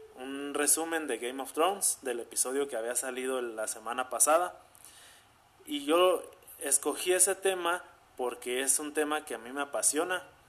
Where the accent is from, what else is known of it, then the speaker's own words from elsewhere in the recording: Zamora, Michoacán, Mexico; soy de Zamora, Michoacán. O sea, aquí nací, aquí he vivido toda mi vida y aquí sigo viviendo